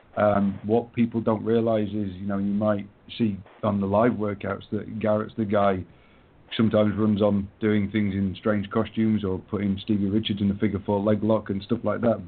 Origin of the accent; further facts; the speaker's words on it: England, United Kingdom; I'm English